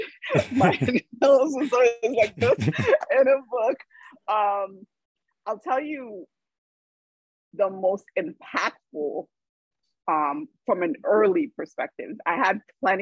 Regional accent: New York City, New York, United States; growing up in Brooklyn in the 90s was not a space that was safe for Haitians

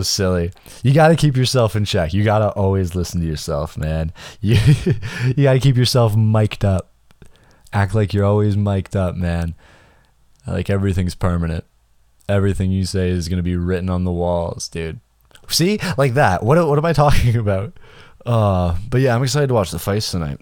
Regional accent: Canada; I'm just Canadian

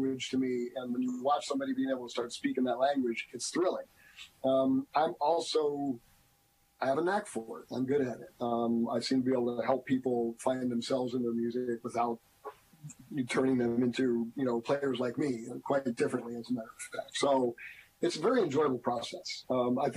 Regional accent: New Jersey, United States; moved away as an adult; also born or lived in Boston; now in Erie, United States; I am a transplant. I grew up in New Jersey.

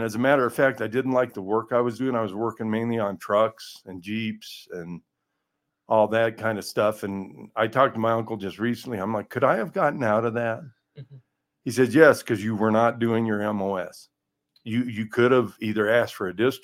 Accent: Colorado, United States; I was from Colorado, so I was ready, you know, acclimated to the altitude

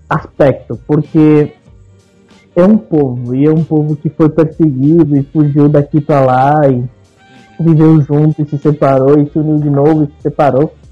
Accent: Buenos Aires, Argentina; eu nasci na, na, Argentina, em Buenos Aires. É, a minha família é judia, de pai, mãe e parceiro. Inclusive, eu nasci num hospital na Argentina que chama Hospital Israelita

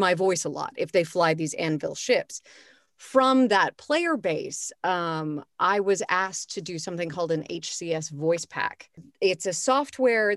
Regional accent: Los Angeles, California, United States; moved away as an adult; now in Vienna, Austria; I'm from Los Angeles, like you ladies, went to high school with you

